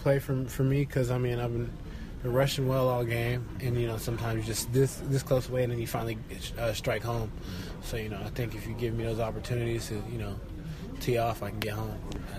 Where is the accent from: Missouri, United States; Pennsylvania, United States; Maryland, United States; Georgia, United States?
Georgia, United States; now in Florida, United States; I'm from Georgia and been in Florida and all that. That's where I reside.